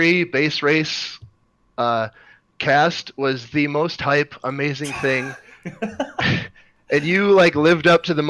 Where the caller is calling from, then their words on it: Fargo, North Dakota, United States; I am in Fargo, North Dakota.